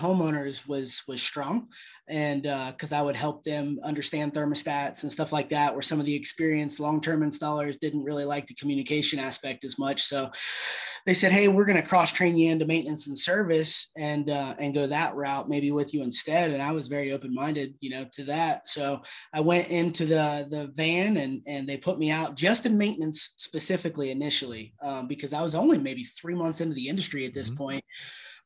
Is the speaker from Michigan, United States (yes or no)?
no; Ohio, United States; moved away as an adult; also born or lived in Jacksonville, Florida; I come from Ohio. You know, I grew up in Ohio